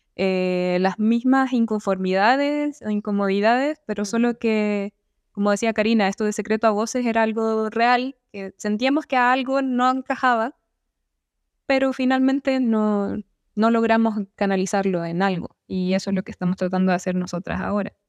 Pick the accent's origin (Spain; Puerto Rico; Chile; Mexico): Chile; yo soy arquitecta chilena